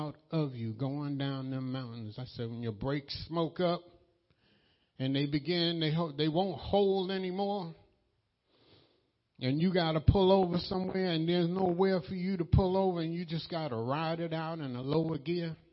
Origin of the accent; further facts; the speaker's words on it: New York, United States; I'm from New York